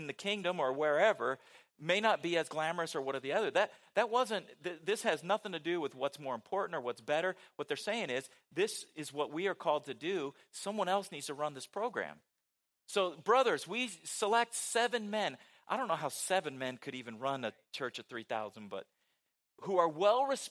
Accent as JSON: {"language": "English", "region": "West Coast", "country": "United States", "tie": "born or raised there", "moved": "yes", "said": "Growing up on the West Coast"}